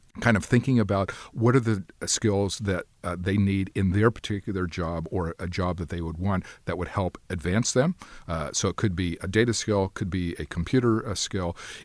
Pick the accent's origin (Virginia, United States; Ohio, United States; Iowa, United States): Ohio, United States; my mother worked at the university, Miami University of Ohio, where I grew up, because I grew up outside of Cincinnati.